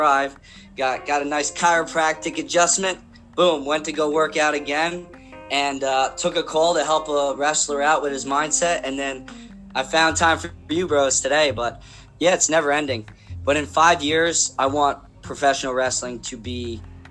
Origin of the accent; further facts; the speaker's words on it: South Plainfield, New Jersey, United States; I wear that South Plainfield badge with honor